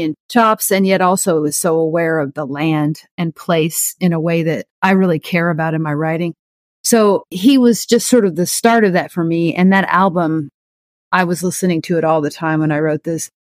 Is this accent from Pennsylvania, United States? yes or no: no; Oklahoma, United States; Growing up in Oklahoma